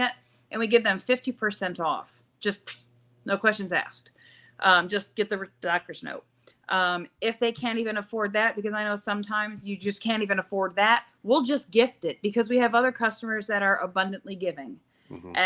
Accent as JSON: {"language": "English", "town": "Syracuse", "region": "New York", "country": "United States", "also_born_or_lived": "Youngstown, Ohio", "moved": "yes", "lives_now": "Spindale, United States", "said": "I'm from Syracuse, New York, but I'm now here in Spindale, North Carolina"}